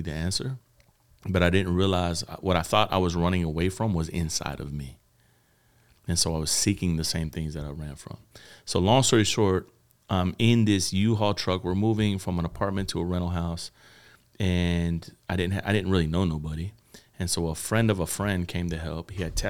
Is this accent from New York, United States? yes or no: no; Miami, Florida, United States; moved away as an adult; now in Atlanta, United States; I was born and raised in Miami, Florida. And the cool thing about Miami is kind of a melting pot. You know, being a white man in Miami in high school, I was a minority, but didn't know it.